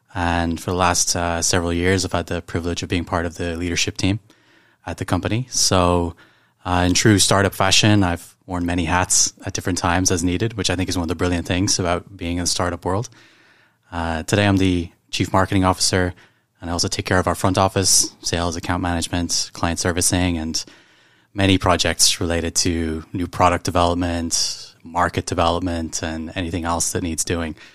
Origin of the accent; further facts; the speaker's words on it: Ireland; moved away as an adult; now in Hong Kong; I'm from Ireland